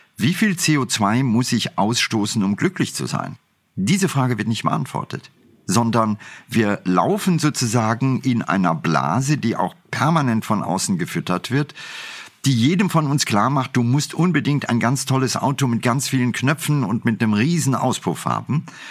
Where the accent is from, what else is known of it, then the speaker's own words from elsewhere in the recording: India; now in Germany; Ich bin in Indien groß geworden